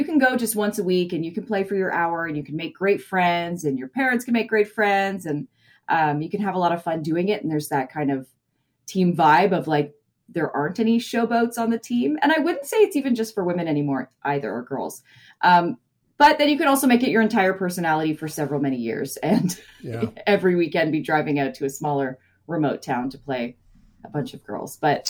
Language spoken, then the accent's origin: English; Ontario, Canada; growing up in Ontario, I played here